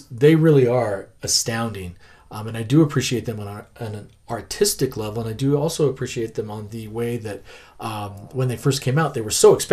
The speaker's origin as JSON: {"language": "English", "town": "Denver", "region": "Colorado", "country": "United States", "tie": "born or raised there", "said": "I grew up in North Denver."}